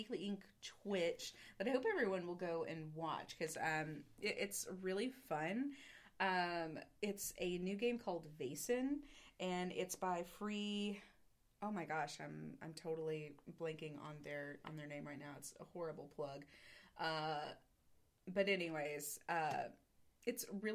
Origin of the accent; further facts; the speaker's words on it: the South, United States; accent: Southern; also born or lived in Texas; now in North Carolina, United States; I drop in and out of a really big Southern accent